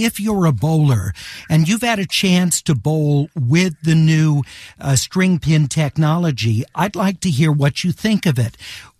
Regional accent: Inglewood, California, United States; as growing up in Inglewood

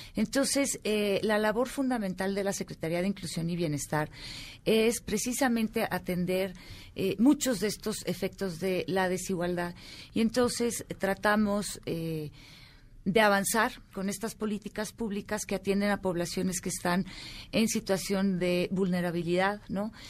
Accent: Mexico; como mexicanos, como sociedad mexicana

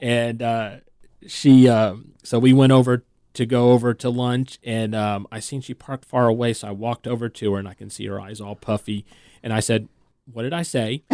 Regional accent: California, United States; moved away; I'm originally from California

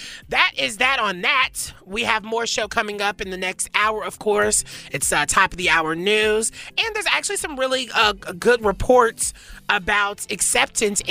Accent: the South, United States; I grew up in the South

